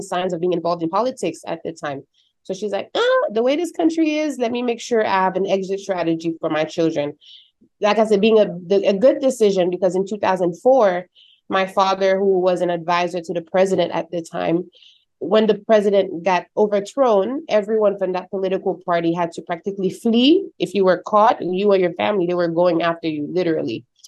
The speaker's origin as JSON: {"language": "English", "country": "Haiti", "tie": "born or raised there", "moved": "yes", "lives_now": "United States", "said": "growing up in Haiti"}